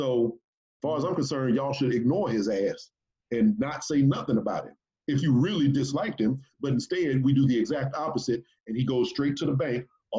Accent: Texas, United States; I'm from Texas.

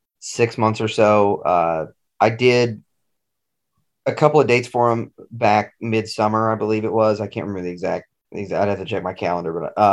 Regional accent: Maryville, Tennessee, United States; my hometown of Maryville

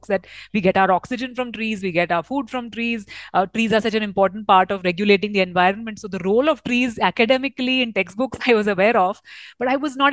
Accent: Mumbai, Maharashtra, India; I grew up in Mumbai

